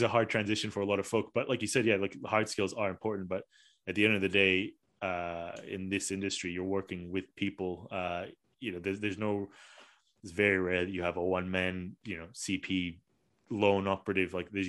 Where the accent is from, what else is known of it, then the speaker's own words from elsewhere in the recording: Malaysia; you know, myself as a Malaysian, didn't even realize that there was a company like yours in Malaysia.